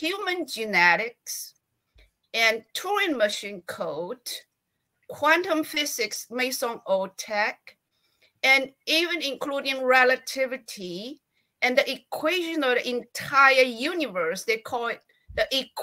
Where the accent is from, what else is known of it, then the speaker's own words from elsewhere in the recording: China; I was born in China.